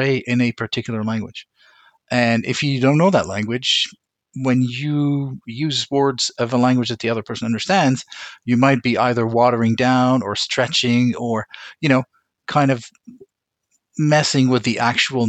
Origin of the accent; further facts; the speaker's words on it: Beirut, Beirut Governorate, Lebanon; moved away; I was born in Beirut, Lebanon